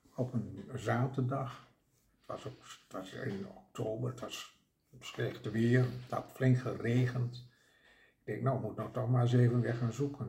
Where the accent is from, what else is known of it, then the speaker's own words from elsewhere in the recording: Drenthe, Netherlands; accent: Drents; ik ben een Drents